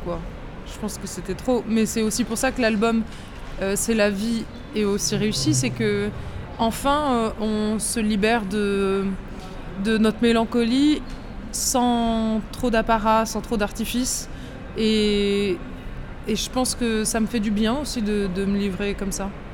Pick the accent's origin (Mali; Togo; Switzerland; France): France; south of France; moved away as an adult; now in Paris, France; c'est notre euh, région, on est très fiers